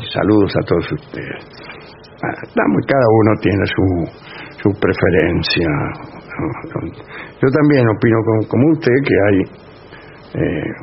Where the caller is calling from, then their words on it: Santa Fe, Argentina; de Santa Fe.